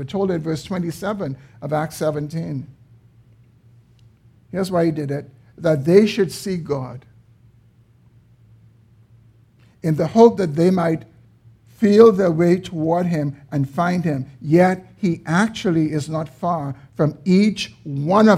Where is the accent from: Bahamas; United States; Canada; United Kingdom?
Bahamas; we were born in the Bahamas